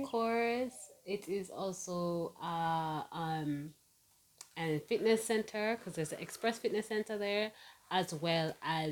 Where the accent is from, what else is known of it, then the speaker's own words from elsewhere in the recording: Jamaica; I'm more Jamaican than you are.